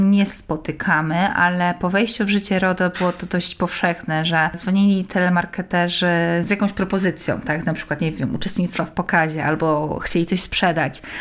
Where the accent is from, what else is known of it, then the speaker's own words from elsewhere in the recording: Kraków, Lesser Poland, Poland; I pani powiedziała, że w Warszawie, ale jestem z Krakowa.